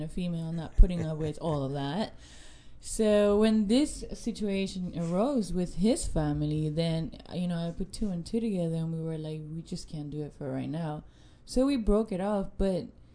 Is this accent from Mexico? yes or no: no; Puerto Rico; I'm from Puerto Rico